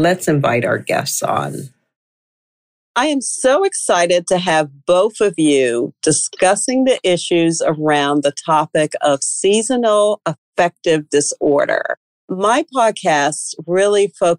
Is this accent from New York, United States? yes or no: yes; upstate New York, United States; I grew up in upstate New York